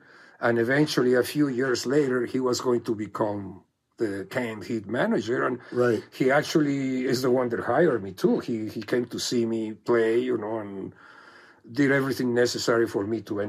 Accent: Mexico; moved away

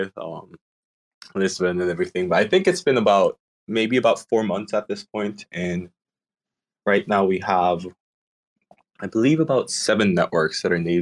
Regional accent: Indonesia; I grew up in Indonesia

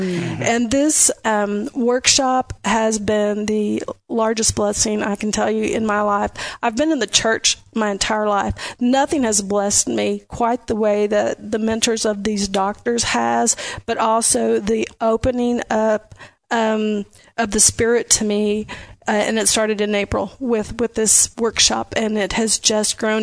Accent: Audubon, Iowa, United States; moved away as an adult; also born or lived in Kansas; now in Lubbock, United States; I grew up near Audubon, Iowa, southwest part of count part of the state.

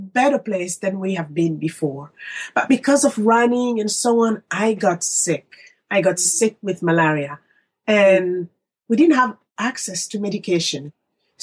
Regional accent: Republic of the Congo; moved away as an adult; now in United States; I'm from Congo Brazzaville.

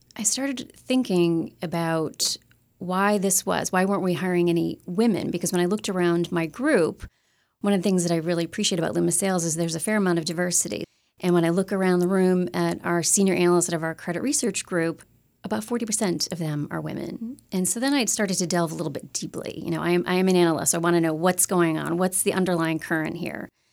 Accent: Upstate New York, United States; I grew up in upstate New York

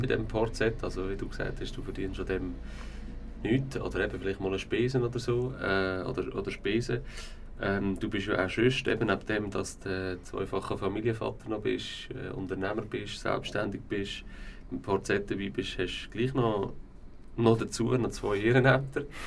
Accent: Aarau, Aargau, Switzerland; Ich bin im Göni aufgewachsen

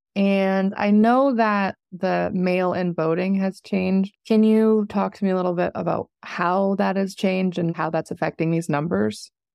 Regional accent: Oregon, United States; now in Nevada, United States; I'm from Oregon and we do mail in voting

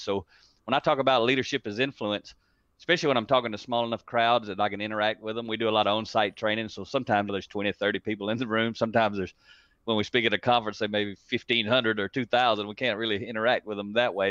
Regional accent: United States; accent: country; it's actually English and, and country

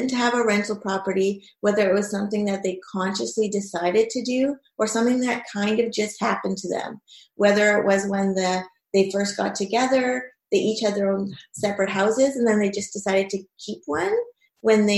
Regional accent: Thunder Bay, Ontario, Canada; I'm also a mom, and I'm from Thunder Bay

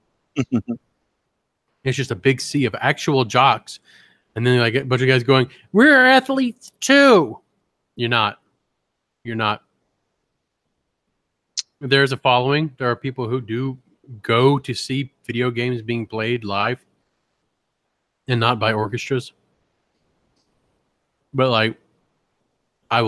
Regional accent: Louisiana, United States; I'm from Louisiana

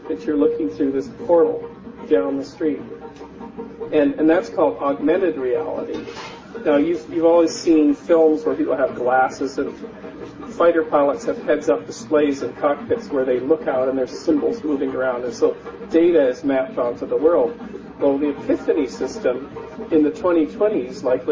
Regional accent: Canada; moved away as an adult; also born or lived in Northern California, United States; now in California, United States; I'm a Canadian raised in the mountains, the Rocky Mountains of Canada, and exported myself to the United States in the mid-80s

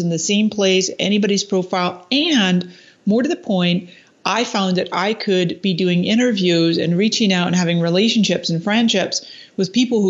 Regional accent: Scotland, United Kingdom; moved away as an adult; also born or lived in Canada; now in San Diego, United States; I was actually born in Canada, but then I spent 20 years in Scotland, where my parents are from.

